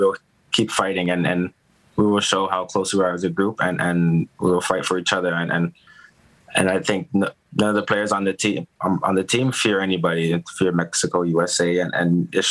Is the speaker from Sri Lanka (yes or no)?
no; Canada; we're Canadian